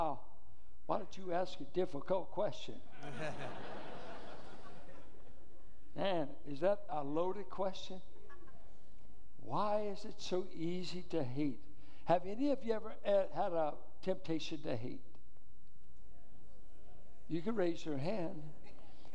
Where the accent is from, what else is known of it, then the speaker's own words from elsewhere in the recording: Richmond, California, United States; I grew up in Richmond schools in the Iron Triangle.